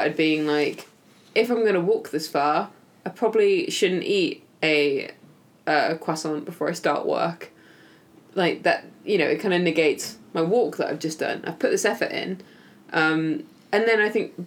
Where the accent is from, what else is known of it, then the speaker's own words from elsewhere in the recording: United Kingdom; I say that like I'm not British